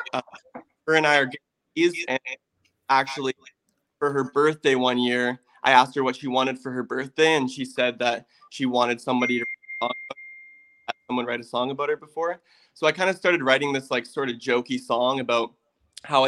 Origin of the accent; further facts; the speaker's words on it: Canada; growing up in Canada and stuff and playing in a band